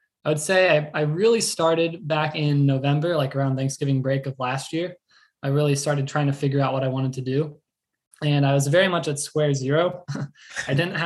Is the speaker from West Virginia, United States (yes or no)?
no; Central Florida, United States; I grew up in Central Florida, you know, just a little bit north of Orlando